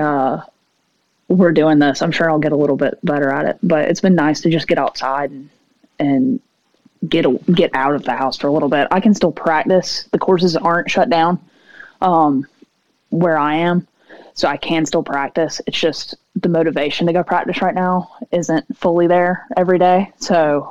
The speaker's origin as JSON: {"language": "English", "town": "Seneca", "region": "South Carolina", "country": "United States", "also_born_or_lived": "Baton Rouge, Louisiana", "moved": "as an adult", "said": "I'm from South Carolina. I'm technically from a city called Seneca."}